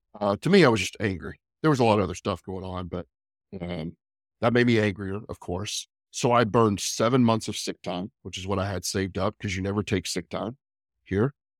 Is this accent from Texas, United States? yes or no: yes; Lubbock, Texas, United States; moved away as an adult; also born or lived in Dallas, Texas; now in Lexington, United States; I grew up in a couple different places, mostly West Texas, Lu, uh, Lubbock